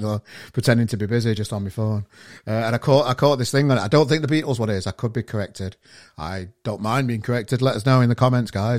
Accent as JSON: {"language": "English", "town": "Sheffield", "region": "Yorkshire and the Humber", "country": "United Kingdom", "moved": "as an adult", "lives_now": "Manchester, United Kingdom", "said": "I'm from Sheffield originally, and I've been here. It'll be five years soon"}